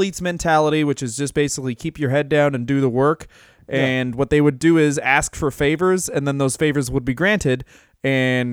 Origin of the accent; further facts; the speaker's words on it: Boston, Massachusetts, United States; I'm from Boston